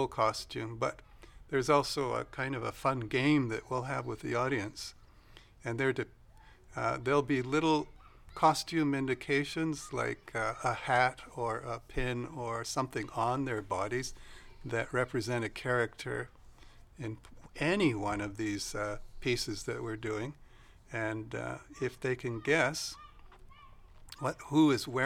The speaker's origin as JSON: {"language": "English", "town": "Vancouver", "region": "British Columbia", "country": "Canada", "tie": "born or raised there", "also_born_or_lived": "northern Idaho, United States", "said": "these little hillbillies from Idaho ended up in Vancouver. And I went to school there"}